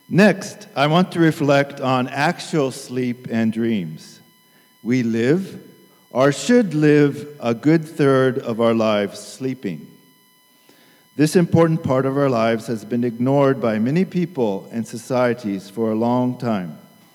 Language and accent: English; Tokyo, Japan; I grew up in Tokyo as a missionary kid and attended Tokyo Union Church.